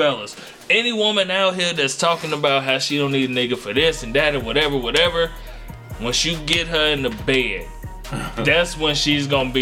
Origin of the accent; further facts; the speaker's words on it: Gary, Indiana, United States; I'm from Gary. I talk different.